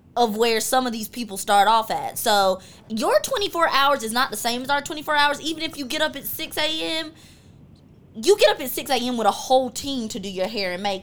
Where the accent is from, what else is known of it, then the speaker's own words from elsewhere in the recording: High Point, North Carolina, United States; I am from High Point, North Carolina.